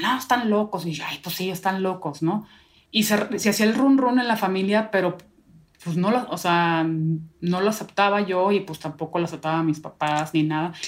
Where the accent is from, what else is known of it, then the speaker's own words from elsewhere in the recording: northern Mexico, Mexico; Yo soy norteña